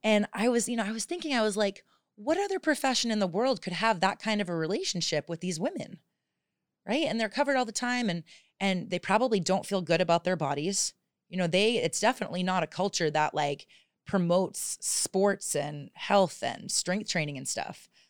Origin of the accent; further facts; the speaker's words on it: southern New Hampshire, United States; moved away as an adult; also born or lived in Arizona / Tulum, Mexico / Phuket, Thailand; now in Thailand; I grew up actually on a small farm in southern New Hampshire